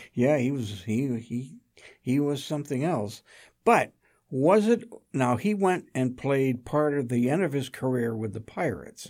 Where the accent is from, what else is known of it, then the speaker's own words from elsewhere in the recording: Rochester, New York, United States; I grew up in Rochester, New York.